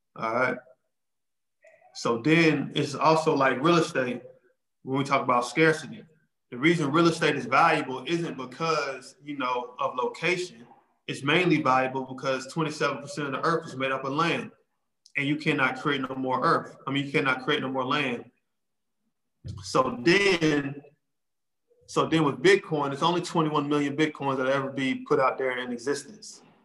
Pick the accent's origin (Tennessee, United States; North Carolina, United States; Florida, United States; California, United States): North Carolina, United States; Charlotte; I live in Charlotte, North Carolina. I'm from Charlotte